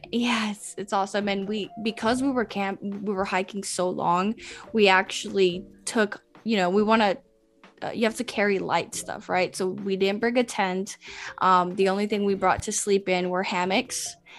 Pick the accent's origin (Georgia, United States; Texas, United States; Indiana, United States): Georgia, United States; Atlanta; first language Spanish; English is a second language; also born or lived in Medellín, Colombia; I live and I was raised here in Atlanta